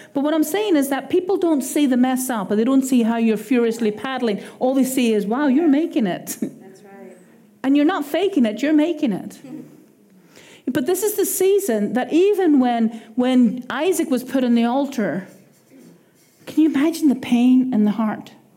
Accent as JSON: {"language": "English", "country": "Ireland", "accent": "Irish", "said": "my Irish accent"}